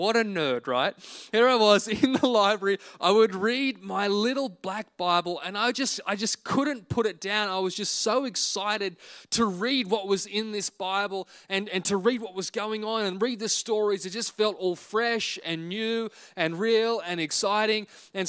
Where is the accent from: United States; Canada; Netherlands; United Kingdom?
United Kingdom; Wales; born there; I was born in Singleton Hospital on the 26th of August, 1987.